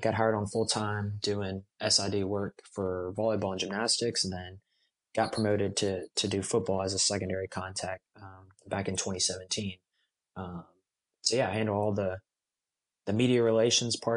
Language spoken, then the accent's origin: English; Baton Rouge, Louisiana, United States; I'm from Baton Rouge, been an LSU fan all my life